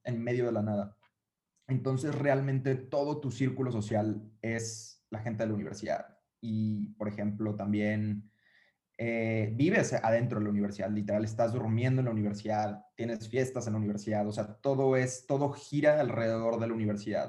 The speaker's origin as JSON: {"language": "Spanish", "town": "Uruapan", "region": "Michoacán", "country": "Mexico", "said": "yo soy de Uruapan, Michoacán, ¿no? Y es una ciudad súper chiquita"}